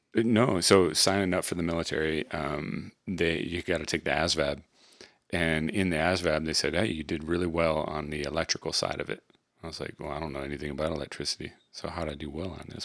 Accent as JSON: {"language": "English", "region": "Michigan", "country": "United States", "tie": "born or raised there", "said": "we were raised in Michigan"}